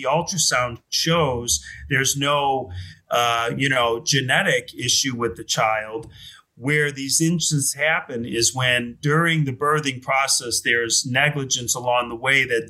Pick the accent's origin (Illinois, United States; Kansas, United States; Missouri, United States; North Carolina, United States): Illinois, United States; Chicago; also born or lived in New York; I grew up in Chicago, went to school in Chicago